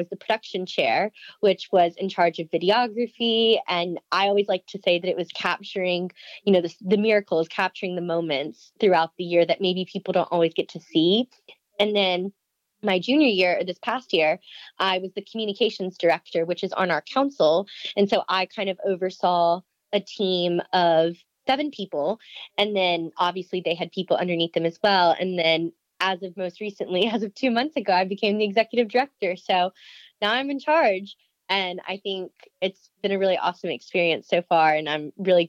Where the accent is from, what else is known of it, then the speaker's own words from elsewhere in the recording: Louisiana, United States; moved away as an adult; I'm out of state. I'm from Louisiana.